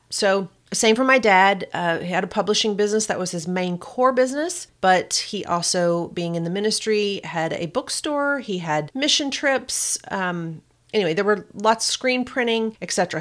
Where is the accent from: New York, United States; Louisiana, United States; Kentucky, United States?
Kentucky, United States; accent: Kentucky; my little Kentucky accent